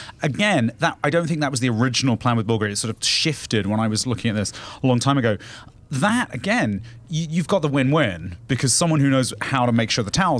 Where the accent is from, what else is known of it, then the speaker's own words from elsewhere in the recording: United Kingdom; moved away; growing up in Britain